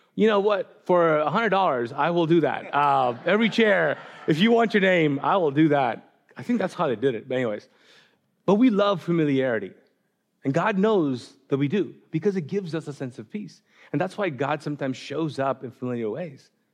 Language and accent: English; Pakistan; moved away; I'm Pakistani